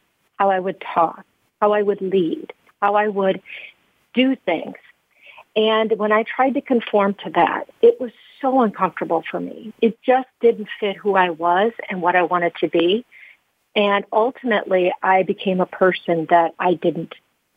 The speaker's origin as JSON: {"language": "English", "town": "Carroll", "region": "Iowa", "country": "United States", "tie": "born or raised there", "said": "I was born in Carroll, Iowa, a really great place to be from. As a small community, I was the fourth of five kids, born in a one-bedroom house"}